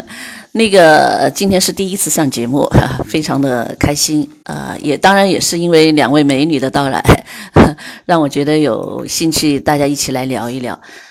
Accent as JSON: {"language": "Chinese", "town": "Changsha", "region": "Hunan", "country": "China", "tie": "born or raised there", "moved": "as an adult", "lives_now": "Atlanta, United States", "said": "我的老家，我的家乡啊，湖南长沙。啊，我是一个典型的湘妹子啊，"}